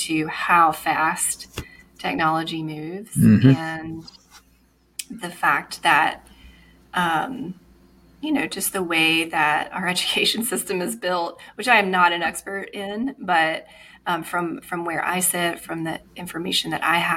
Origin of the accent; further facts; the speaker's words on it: Alabama, United States; also born or lived in Atlanta, Georgia / Charlotte, North Carolina; now in Greenville, United States; I'm from Alabama